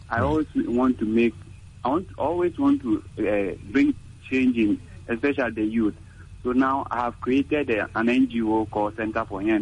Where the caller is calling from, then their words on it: Makati, Metro Manila, Philippines; I'm calling from Makati here.